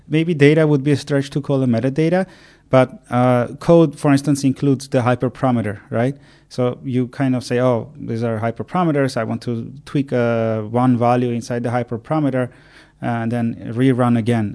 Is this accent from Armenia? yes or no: yes; Armenia; moved away as an adult; also born or lived in Ireland; I'm born and raised in Armenia